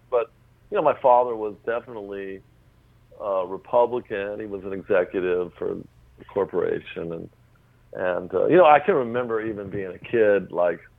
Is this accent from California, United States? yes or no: yes; La Habra, California, United States; I grew up in a town called La Habra. I was born in born in Whittier, California. I grew up in a town called La Habra. It's right on the edge of the Orange Curtain there